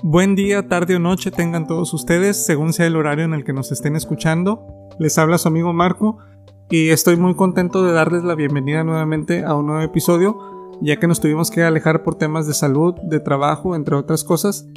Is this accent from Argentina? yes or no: no; Mexico; nos define como mexicanos